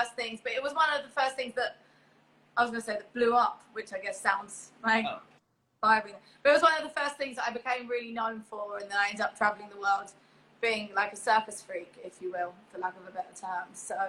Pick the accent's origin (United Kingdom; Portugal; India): United Kingdom; England; But I was born in England, and I was educated and raised in England. But I always was really proud of saying I was Polish.